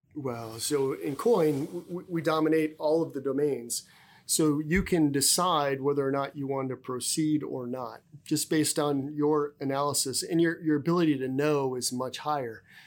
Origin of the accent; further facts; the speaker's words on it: South Dakota, United States; moved away as an adult; I come from South Dakota. I'm a native South Dakotan, um, uh, born and raised there